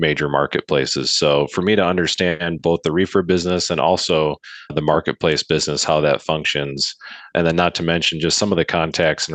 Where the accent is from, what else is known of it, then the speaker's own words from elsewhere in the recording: Grand Rapids, Michigan, United States; also born or lived in Northern Indiana; I'm from Grand Rapids, Michigan